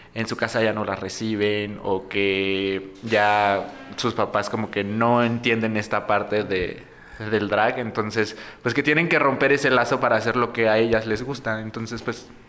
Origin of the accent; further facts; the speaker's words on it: Morelos, Mexico; moved away; Yo soy de provincia, soy de Morelos.